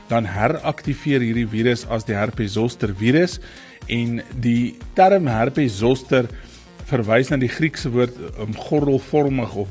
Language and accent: Afrikaans; Bethlehem, Free State, South Africa; in die Bethlehem omgewing in die Vrystaat en dis eintlik my geboortedorp.